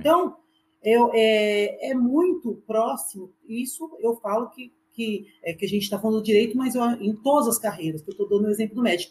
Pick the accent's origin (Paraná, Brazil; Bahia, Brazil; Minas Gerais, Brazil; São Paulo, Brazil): São Paulo, Brazil; Mogi das Cruzes; eu sou de Mogi